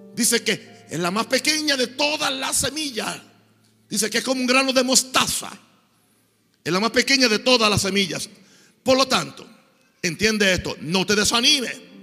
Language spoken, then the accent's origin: Spanish; Puerto Rico; moved away; fui al pueblo donde yo nací